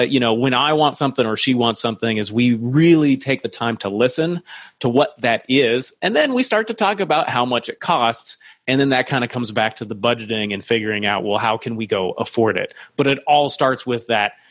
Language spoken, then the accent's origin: English; Iowa, United States; I grew up near in Iowa